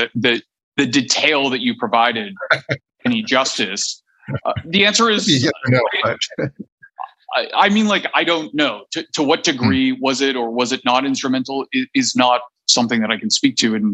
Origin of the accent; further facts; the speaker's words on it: Canada; I'm Canadian